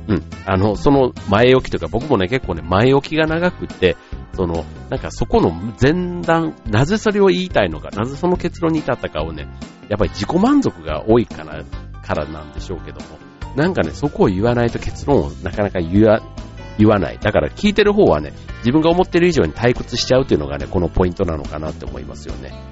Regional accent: Kansai, Japan; 僕もあの関西出身なので

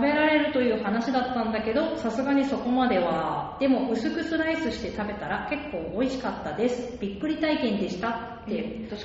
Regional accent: Hyogo, Japan; まあ、80年代の象徴ということで、私、出身は兵庫兵庫

